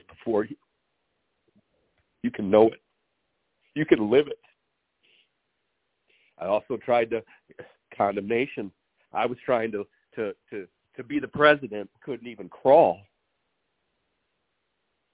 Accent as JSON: {"language": "English", "town": "Lansing", "region": "Michigan", "country": "United States", "said": "I'm from Lansing, Michigan."}